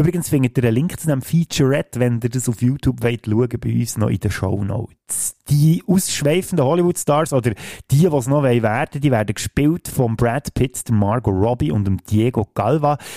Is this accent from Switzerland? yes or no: yes; Switzerland; bei uns in der Schweiz